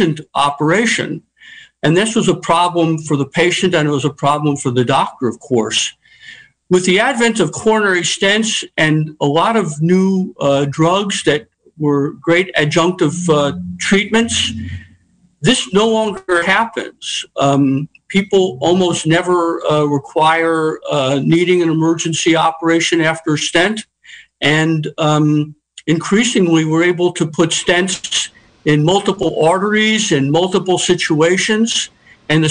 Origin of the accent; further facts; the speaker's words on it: New York City, New York, United States; moved away as an adult; also born or lived in Philadelphia / Chicago; now in Sonoma County, United States; I was born and raised and educated in New York City